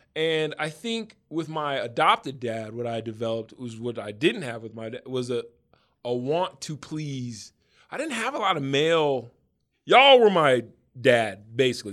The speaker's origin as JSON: {"language": "English", "town": "Denver", "region": "Colorado", "country": "United States", "tie": "born or raised there", "said": "I grew up in Denver still."}